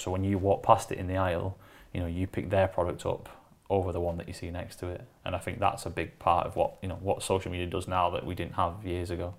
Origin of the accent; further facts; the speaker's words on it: Wigan, North West England, United Kingdom; I'm from Wigan